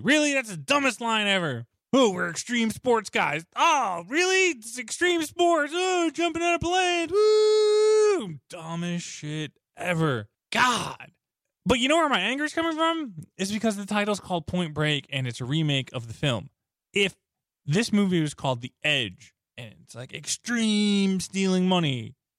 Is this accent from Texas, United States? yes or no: no; New York, United States; moved away as an adult; also born or lived in Chicago; I grew up in New York and then I lived in Chicago for a long period of time